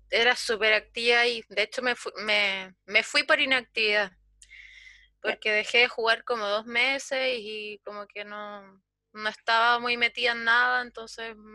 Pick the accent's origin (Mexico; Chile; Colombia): Chile